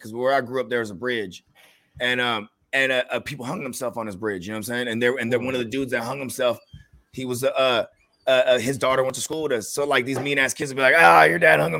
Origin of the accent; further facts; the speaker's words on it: Philippines; And it's how you know I'm Filipino, bro.